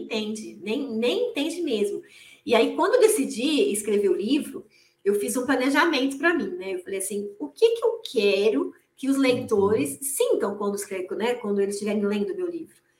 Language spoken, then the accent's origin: Portuguese; interior of São Paulo, Brazil; moved away as an adult; also born or lived in Angola; eu sou do interior de São Paulo